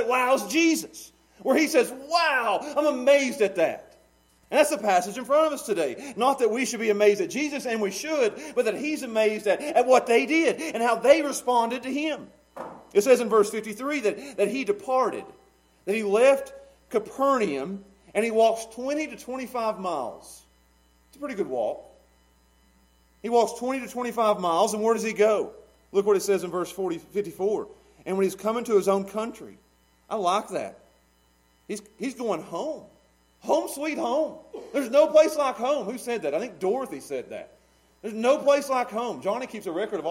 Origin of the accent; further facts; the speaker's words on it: Pound, United States; I love being a small town Pound boy. I've said Pound about 5 times now. I love Pound. That's my hometown.